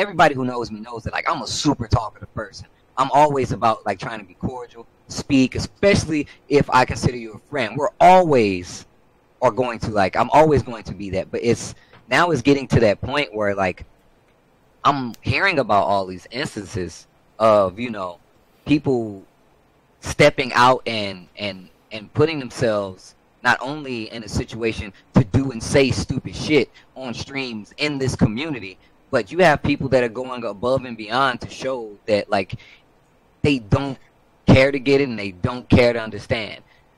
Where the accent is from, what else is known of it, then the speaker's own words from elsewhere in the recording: Midwest, United States; I'm from the Midwest. I am from a red state. I am 36 years old.